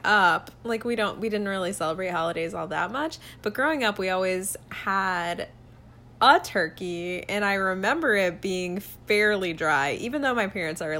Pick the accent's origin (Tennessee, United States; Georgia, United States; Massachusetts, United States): Georgia, United States; Columbus; moved away as an adult; also born or lived in Orlando; now in Buffalo, United States; I grew up in Columbus, Georgia.